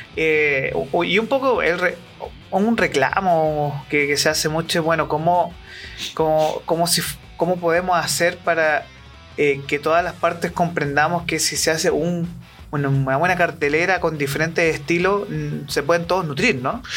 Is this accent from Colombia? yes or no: no; Chile; como bien chileno que somos